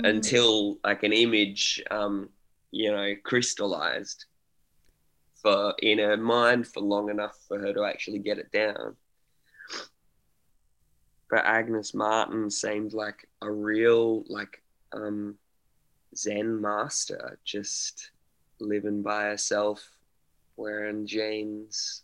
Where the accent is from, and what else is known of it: Australia